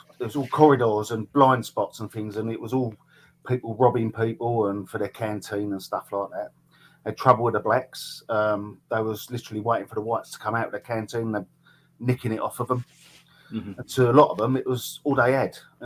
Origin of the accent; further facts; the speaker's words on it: Orsett, East of England, United Kingdom; I was born in Essex, in Orsett. 1967. Always lived in the area, always lived around here.